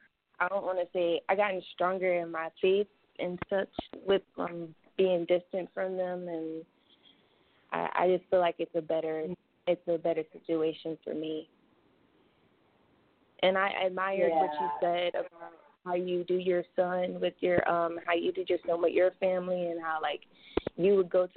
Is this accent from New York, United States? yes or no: yes; New York, United States; Oh, I'm from New York. I have to keep a little piece of home with me.